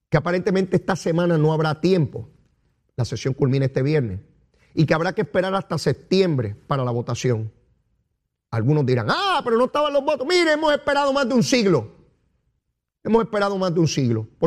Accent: Puerto Rico; nosotros llegamos aquí, somos chiquititos, porque somos puertorriqueños, una isla chiquitita

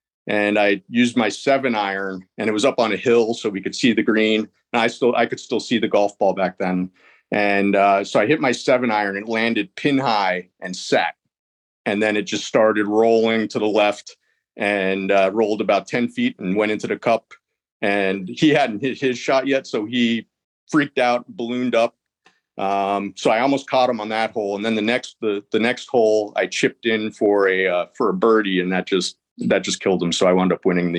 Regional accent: Philadelphia, Pennsylvania, United States; now in Charlotte, United States; I'm in Charlotte, North Carolina. I'm originally from the Philadelphia, Pennsylvania area.

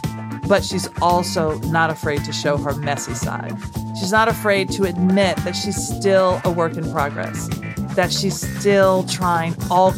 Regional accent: Nashville, Tennessee, United States; a girl growing up in Nashville

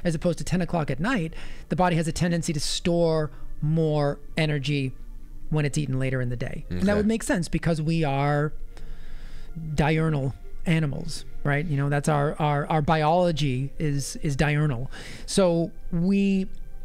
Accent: Massachusetts, United States; My home state

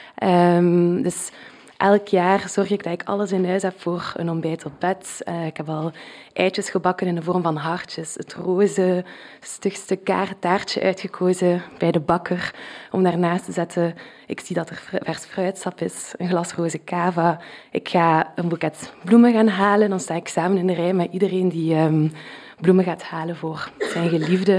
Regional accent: Flanders, Belgium; accent: Flemish; mijn Vlaams accent

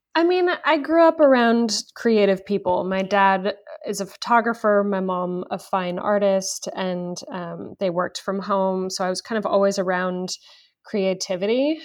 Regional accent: Los Angeles, California, United States; born and raised in Los Angeles

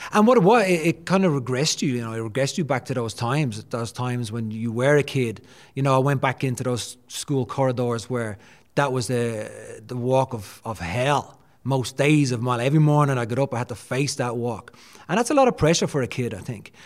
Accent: Dublin, Leinster, Ireland; Born and raised in Dublin.

